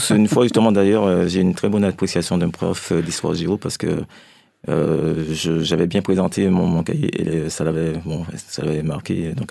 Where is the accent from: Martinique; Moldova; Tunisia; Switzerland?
Martinique; Fort-de-France; now in France; J'ai grandi en Martinique, oui.